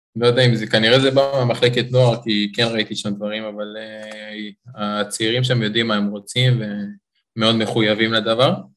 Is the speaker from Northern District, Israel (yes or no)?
no; Beersheba, Southern District, Israel; אני גדלתי, נולדתי בבאר שבע, ההורים שלי גרים שם